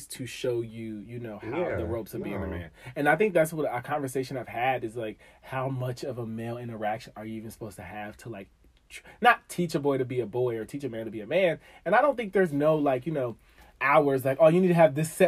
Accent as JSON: {"language": "English", "town": "Dayton", "region": "Ohio", "country": "United States", "moved": "as an adult", "lives_now": "Washington, D.C. area, United States", "said": "I'm from Dayton, Ohio"}